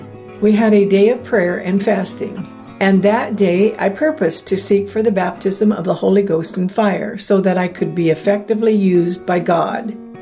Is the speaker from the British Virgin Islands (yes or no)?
yes; East End, Tortola, British Virgin Islands; I grew up in East End, Tortola, British Virgin Islands, and I was the sixth of 17 children.